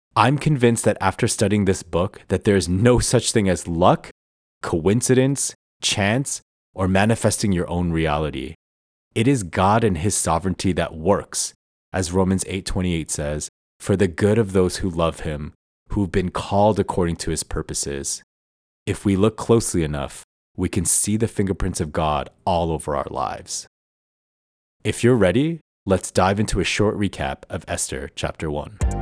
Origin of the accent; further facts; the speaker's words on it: Toronto, Ontario, Canada; moved away as an adult; also born or lived in Vancouver; moving back to my hometown of Toronto after living in Vancouver for the past six years